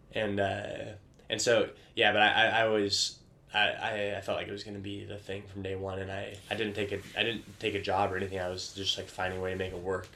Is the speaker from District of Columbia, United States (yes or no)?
no; Vancouver, Washington, United States; I grew up in Vancouver, Washington